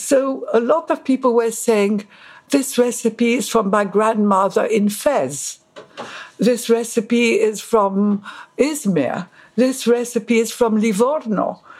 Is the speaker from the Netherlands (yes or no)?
no; Egypt; born there; moved away; also born or lived in Paris / London; I was here as an art student. I was born in Egypt. I went to school in Paris and I came here.